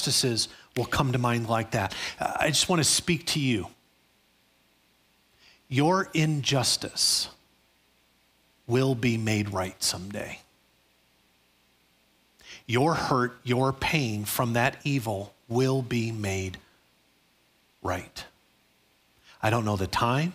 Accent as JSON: {"language": "English", "town": "Chicago", "region": "Illinois", "country": "United States", "tie": "born or raised there", "said": "growing up in Chicago"}